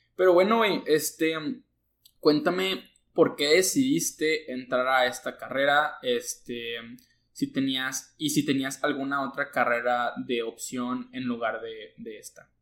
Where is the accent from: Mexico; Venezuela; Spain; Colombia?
Mexico; Monclova, Coahuila; now in Nuevo León, Mexico; soy de Monclova